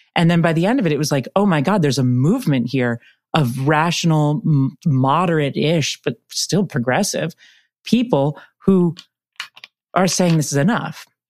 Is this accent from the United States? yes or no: yes; San Francisco, California, United States; I grew up in San Francisco